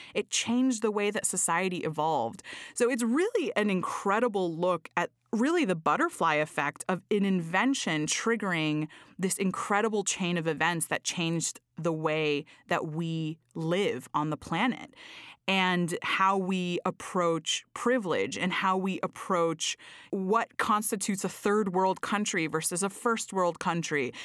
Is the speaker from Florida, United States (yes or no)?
yes; Florida, United States; I am from Florida